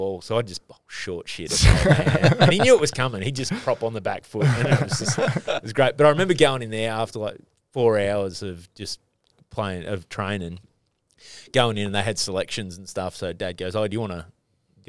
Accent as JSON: {"language": "English", "town": "Newcastle", "region": "New South Wales", "country": "Australia", "moved": "yes", "lives_now": "Sydney, Australia", "said": "part of me says I'm from Newey"}